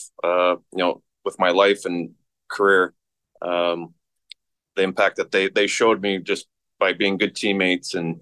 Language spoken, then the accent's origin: English; Saskatchewan, Canada; growing up in Saskatchewan